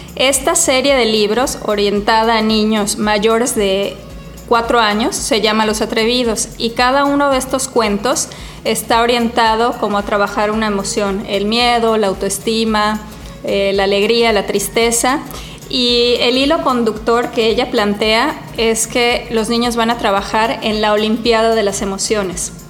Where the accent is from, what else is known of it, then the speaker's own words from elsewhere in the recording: Cancún, Quintana Roo, Mexico; moved away; Yo lo viví mucho creciendo en Cancún, ¿no? ¿De dónde soy? ¿De aquí o de allá?